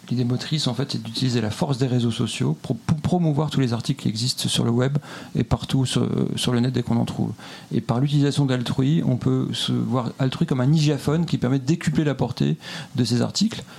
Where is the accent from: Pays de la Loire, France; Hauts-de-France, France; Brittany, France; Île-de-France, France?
Hauts-de-France, France; Lille; now in Montreal, Canada; Lillois pour ma part